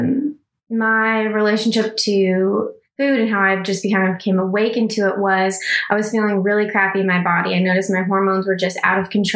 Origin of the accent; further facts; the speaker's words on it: Texas, United States; growing up in Texas, in a very rural conservative town family